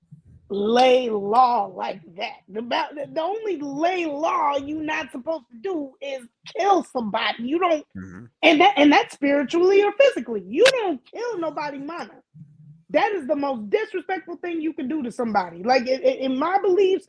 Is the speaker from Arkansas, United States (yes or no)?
no; Hawaii, United States; first language Hawaiian; English is a second language; as a Hawaiian person who believes in two-spiritedness